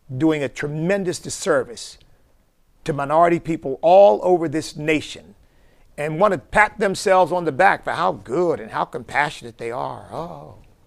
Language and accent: English; Chester, Pennsylvania, United States; my hometown of Chester, Pennsylvania